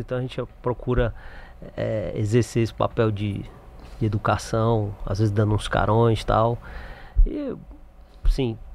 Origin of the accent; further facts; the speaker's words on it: Acre, Brazil; now in Fortaleza, Brazil; Eu sou acriano. Sim.